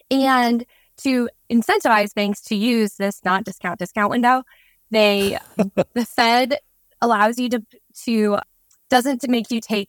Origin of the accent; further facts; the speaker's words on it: Nebraska, United States; now in Nashville, United States; And as a Nebraskan